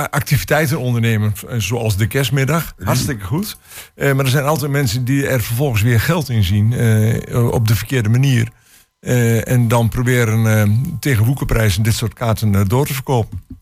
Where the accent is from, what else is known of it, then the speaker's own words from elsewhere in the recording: Hengelo, Overijssel, Netherlands; moved away as an adult; also born or lived in Grave, North Brabant / Opsterland, Friesland; En sinds twee jaar weer woonachtig in Hengelo, waar ik ook geboren en getogen ben.